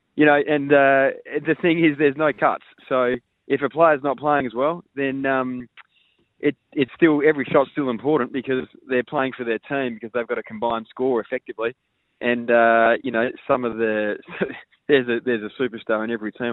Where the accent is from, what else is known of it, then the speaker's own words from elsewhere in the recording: Adelaide, South Australia, Australia; as a local guy from Adelaide